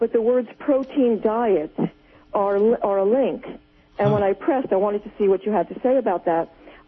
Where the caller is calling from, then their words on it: New Jersey, United States; Oh, hi. I'm from New Jersey.